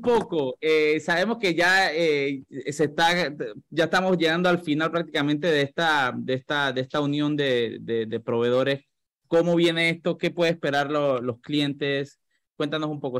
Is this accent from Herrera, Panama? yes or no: no; La Chorrera, Panamá Oeste, Panama; moved away; Yo, yo soy de Playa Leona, directamente de Playa Leona.